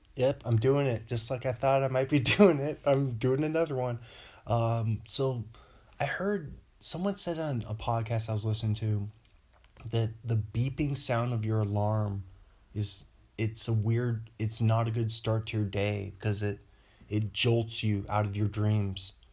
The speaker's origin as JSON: {"language": "English", "town": "Bothell", "region": "Washington", "country": "United States", "moved": "yes", "said": "back home in Bothell"}